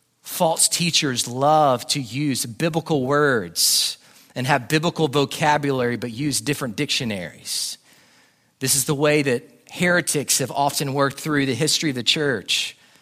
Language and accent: English; Jackson, Alabama, United States; born there; I was born in Jackson, Alabama, in South Alabama, where, again, everyone just wears camouflage there all the time.